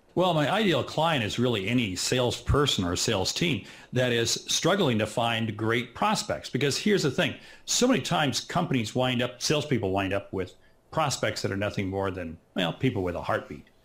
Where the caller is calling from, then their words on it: Nebraska, United States; I'm calling in from Nebraska, which is right in the middle of the United States